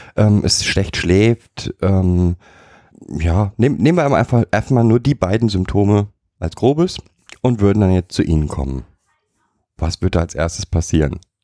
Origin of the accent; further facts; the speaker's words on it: Germany; als Deutscher